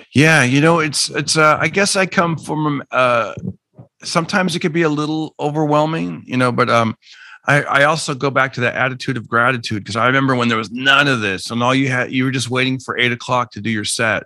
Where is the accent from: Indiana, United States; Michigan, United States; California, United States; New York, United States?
California, United States; Fresno; I grew up in Fresno, California